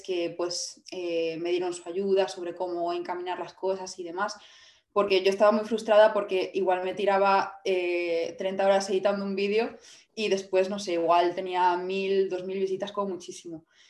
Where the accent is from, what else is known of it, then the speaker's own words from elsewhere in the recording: Vigo, Galicia, Spain; yo soy de, de Vigo